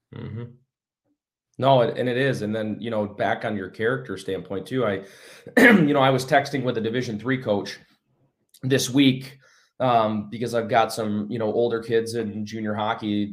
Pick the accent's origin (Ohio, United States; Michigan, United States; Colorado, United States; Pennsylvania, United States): Michigan, United States; Battle Creek; Battle Creek, Michigan is where I, uh, you know, was born and raised